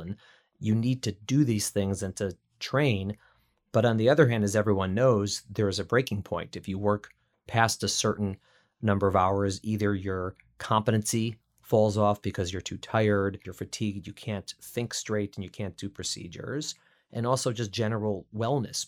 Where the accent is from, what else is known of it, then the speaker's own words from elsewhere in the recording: Chicago, Illinois, United States; now in New York City, United States; We're both Midwesterners. I was in Chicago